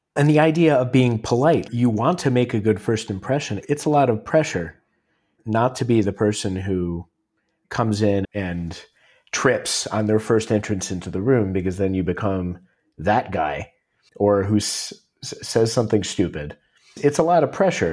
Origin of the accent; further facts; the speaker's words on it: Cleveland, Ohio, United States; from Cleveland